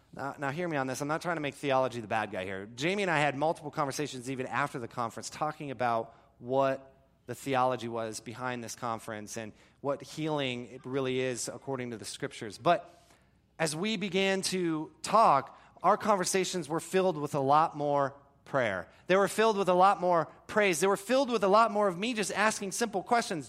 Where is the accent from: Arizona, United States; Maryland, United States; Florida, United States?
Florida, United States; I grew up in Florida